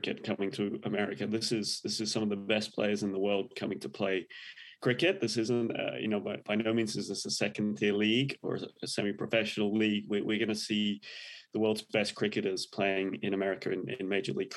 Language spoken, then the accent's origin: English; England, United Kingdom; moved away as an adult; now in Indianapolis, United States; I was a big cricket fan when I was growing up in England.